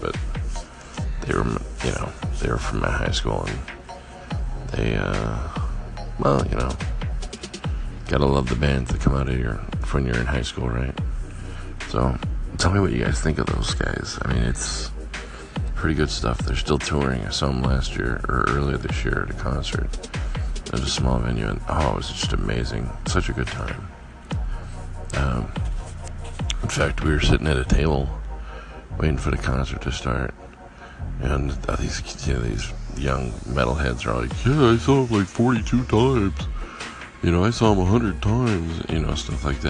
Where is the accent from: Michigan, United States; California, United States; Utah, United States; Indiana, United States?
California, United States; South Pasadena; growing up in South Pasadena